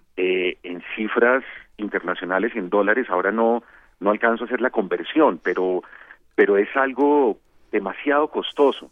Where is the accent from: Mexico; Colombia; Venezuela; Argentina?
Colombia